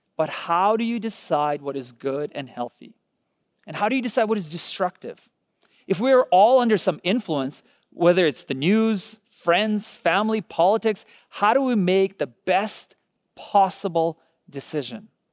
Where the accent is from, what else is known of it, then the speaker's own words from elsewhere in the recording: Ukraine; moved away; I was born in Ukraine